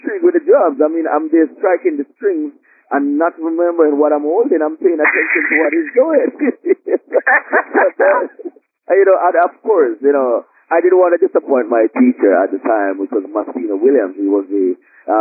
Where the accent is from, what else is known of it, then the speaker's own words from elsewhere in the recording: Jamaica; moved away as an adult; now in United States; born and raised in Jamaica. I moved to the States almost 9 years now.